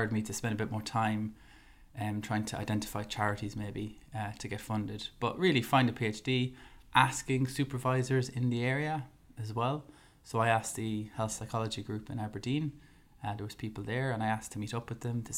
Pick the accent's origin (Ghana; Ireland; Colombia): Ireland; I'm an Irish man at first, and then I'm a dietitian